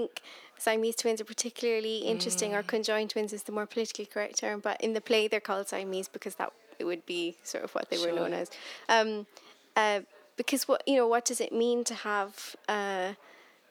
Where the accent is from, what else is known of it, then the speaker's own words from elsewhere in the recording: Cork, Munster, Ireland; moved away as an adult; now in Scotland, United Kingdom; my hometown of Cork